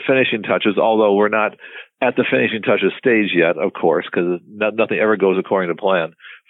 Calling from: Fort Wayne, Indiana, United States; Fort Wayne, Indiana.

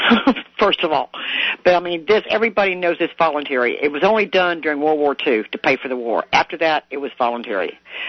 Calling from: Florida, United States; I'm calling from Florida.

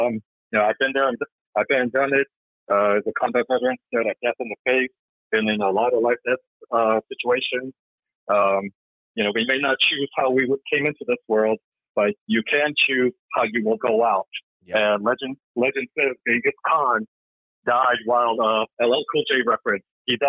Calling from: Alaska, United States; The last frontier state, Alaska.

